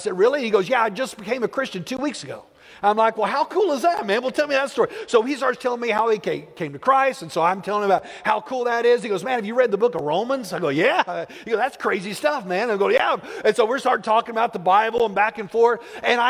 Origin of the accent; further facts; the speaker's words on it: Plainview, United States; I grew up in Plainview